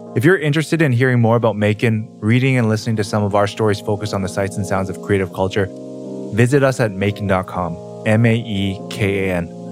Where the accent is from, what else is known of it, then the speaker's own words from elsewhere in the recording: Canada; growing up in Canada and also not living in America